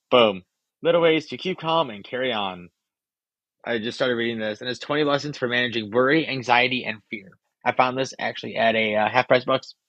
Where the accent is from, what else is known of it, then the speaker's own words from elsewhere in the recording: Chicago, Illinois, United States; Growing up in Chicago Cubs, been literally diehard fan since day one.